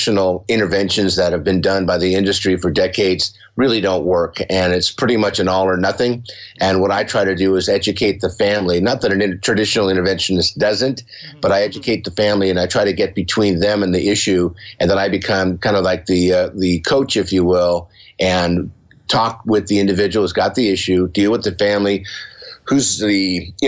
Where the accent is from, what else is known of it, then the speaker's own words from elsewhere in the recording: San Diego, California, United States; I grew up here in San Diego. I'm in San Diego.